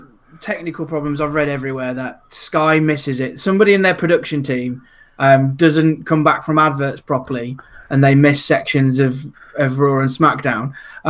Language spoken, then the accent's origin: English; United Kingdom; I'm British.